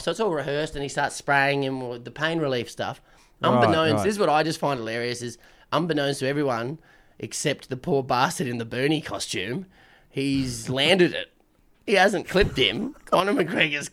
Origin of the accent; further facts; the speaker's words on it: Queensland, Australia; As a Queenslander